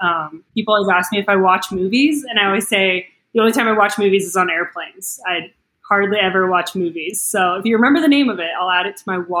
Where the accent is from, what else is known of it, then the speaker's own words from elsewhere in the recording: Colorado, United States; moved away as an adult; also born or lived in Montana / Lawrence, Kansas; I'm 27 now. I always forget how old I am, but I grew up in Colorado, and then, grew up in a hunting family. My dad's from the Midwest, and my mom's from Wyoming, and so, big hunting family.